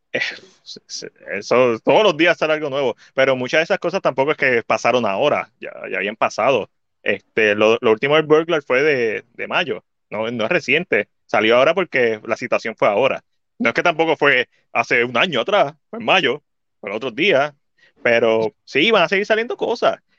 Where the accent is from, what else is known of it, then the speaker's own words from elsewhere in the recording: Puerto Rico; nosotros como puertorriqueños